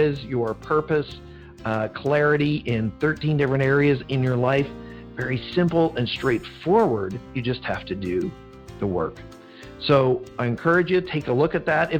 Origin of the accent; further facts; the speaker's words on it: Vancouver, British Columbia, Canada; I'm from Vancouver. I'm in Vancouver